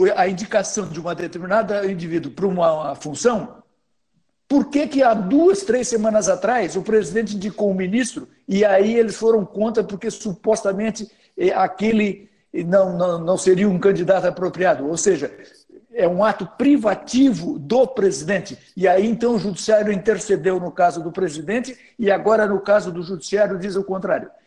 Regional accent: Brazil; a gente é brasileiro

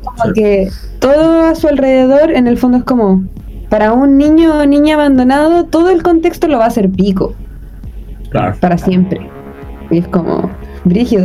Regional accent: Chile; somos personas chilenas

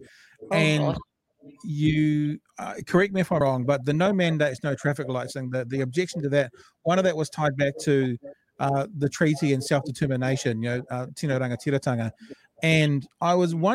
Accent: New Zealand; as a New Zealander

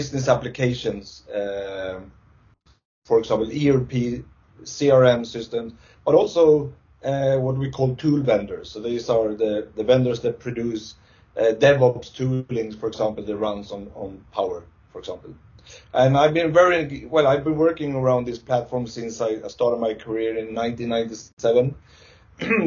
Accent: Stockholm, Stockholm County, Sweden; I'm from Sweden, Stockholm, Sweden

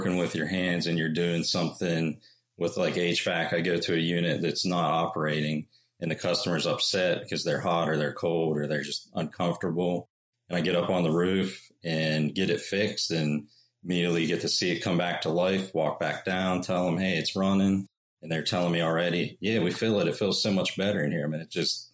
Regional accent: Uniontown, Pennsylvania, United States; moved away as an adult; now in North Carolina, United States; I grew up in Uniontown, Pennsylvania, and I grew up in a home that was built in the early 1900s

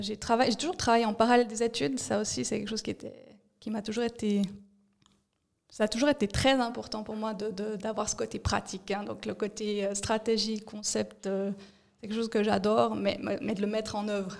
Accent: Fribourg, Switzerland; moved away as an adult; also born or lived in Bern / Zurich; fribourgeoise, j'ai grandi à Fribourg

